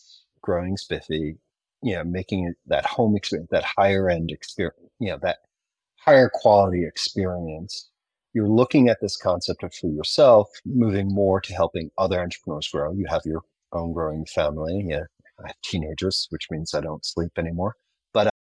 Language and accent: English; New York, United States; also born or lived in South Carolina; now in Virginia, United States; I'm a New Yorker